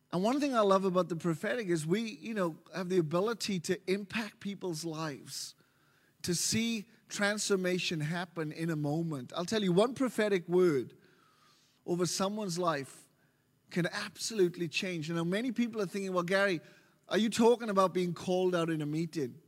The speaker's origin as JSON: {"language": "English", "region": "Wales", "country": "United Kingdom", "moved": "as an adult", "lives_now": "Melbourne, Australia", "said": "I'm from Wales. Wales originally been here for nearly thirteen years now. uh, in Melbourne."}